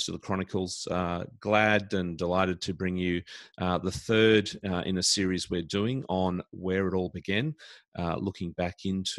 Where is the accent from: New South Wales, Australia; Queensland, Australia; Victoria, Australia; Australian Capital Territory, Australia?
Queensland, Australia; Brisbane; here in Brisbane, my hometown.